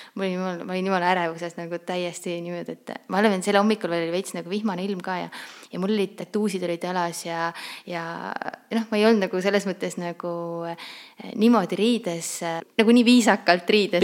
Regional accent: Saare County, Estonia; moved away as an adult; now in Tallinn, Estonia; mina olen pärit Saaremaalt. Äh, õppisin ma siis, äh, põhikooli õppisin maakoolis ja keskkooli läksin edasi Kuressaarde gümnaasiumisse

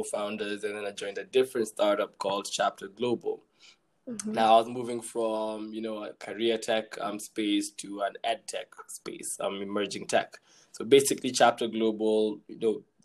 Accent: Kenya; I'm from Kenya

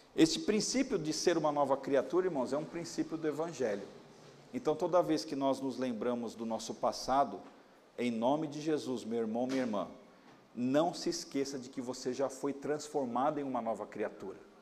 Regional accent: São Paulo, Brazil; eu nasci aqui na Moca

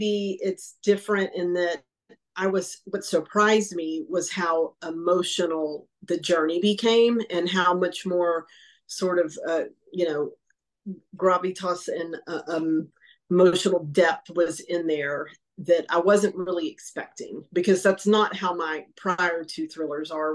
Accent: East Texas, United States; my growing up in East Texas

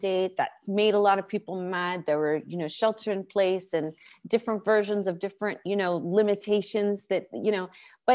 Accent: California, United States; I'm from California, born and raised

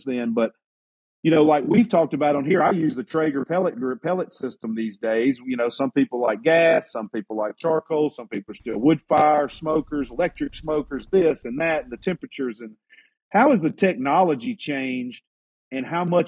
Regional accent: Alabama, United States; I'm from Alabama, and our internet's terrible here

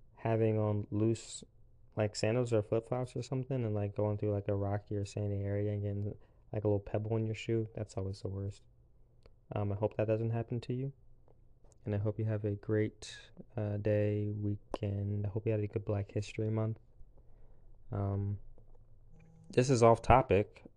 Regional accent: South Carolina, United States; also born or lived in Pennsylvania; I was born in Pennsylvania when I was, like, six. We moved to, um, South Carolina

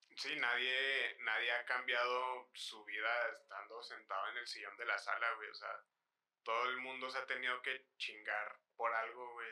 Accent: Mexico; nuestra cultura como sociedad mexicana

